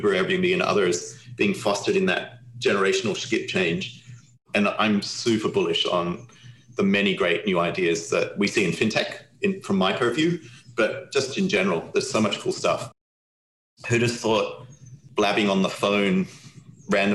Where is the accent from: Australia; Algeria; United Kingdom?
Australia; now in United States; I'm Australian.